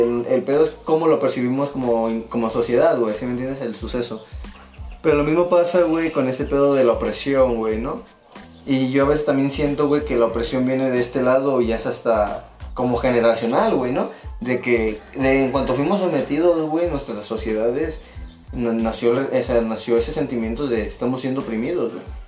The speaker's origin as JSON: {"language": "Spanish", "country": "Mexico", "said": "Como mexicanos"}